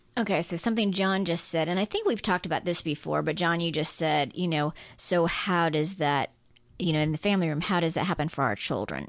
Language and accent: English; Guam; moved away; I grew up on Guam